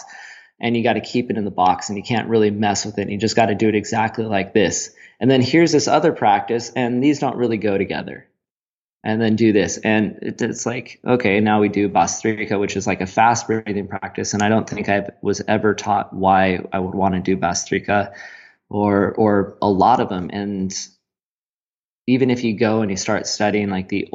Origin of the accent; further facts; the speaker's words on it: United States; moved away; my home country of the States, the good old America